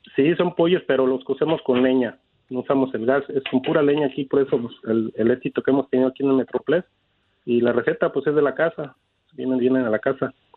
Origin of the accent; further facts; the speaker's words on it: Tarimoro, Guanajuato, Mexico; now in United States; nosotros somos de un pueblito de Guanajuato, se llama Tarimoro.